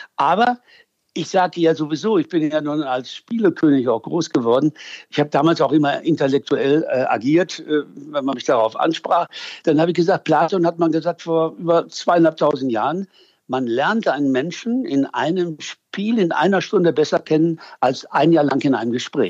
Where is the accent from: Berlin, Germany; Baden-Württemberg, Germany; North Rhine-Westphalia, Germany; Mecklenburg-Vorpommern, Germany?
North Rhine-Westphalia, Germany; Münster; ich bin gebürtiger Münsteraner